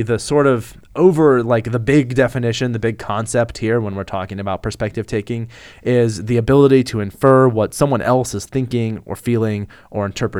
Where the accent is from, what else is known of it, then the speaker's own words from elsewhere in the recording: Lincoln, Nebraska, United States; That's where I was born.